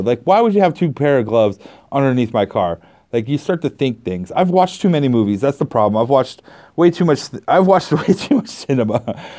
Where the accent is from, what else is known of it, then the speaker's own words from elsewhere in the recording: Canada; I'm Canadian